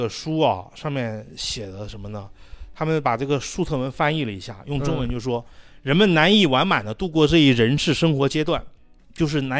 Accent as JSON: {"language": "Chinese", "town": "Xi'an", "region": "Shaanxi", "country": "China", "said": "后来变成了我们西安人常说的一句方言。"}